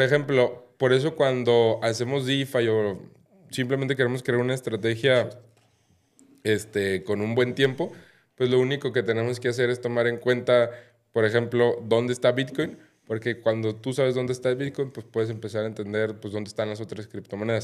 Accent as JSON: {"language": "Spanish", "country": "Mexico", "said": "yo que soy mexicano"}